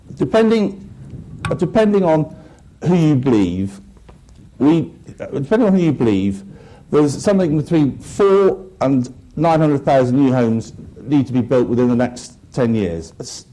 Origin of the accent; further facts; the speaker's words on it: Devon, South West England, United Kingdom; moved away as an adult; also born or lived in Bristol; now in London, United Kingdom; I grew up in the Devon countryside